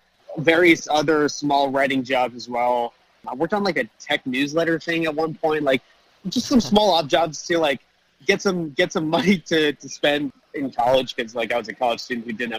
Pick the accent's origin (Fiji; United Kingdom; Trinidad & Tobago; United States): United States; Brookline, Massachusetts; I grew up in Brookline, Massachusetts, which is kind of the first suburb right outside of Boston. And, you know, because I grew up in Boston, you know, I was born in 1995.